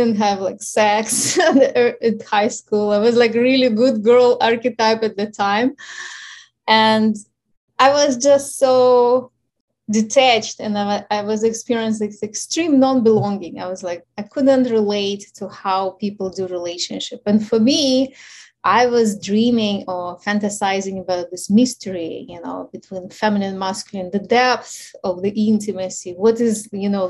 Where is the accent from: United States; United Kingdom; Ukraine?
Ukraine; English is a second language; moved away; So obviously you hear my accent. So I'm originally from Ukraine, and I was born at the time when the Ukraine was still part